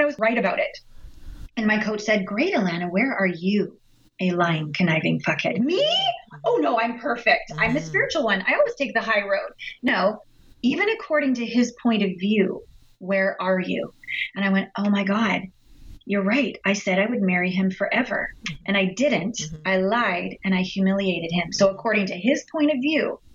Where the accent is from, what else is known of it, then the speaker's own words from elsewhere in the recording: Canada; we're all Canadian here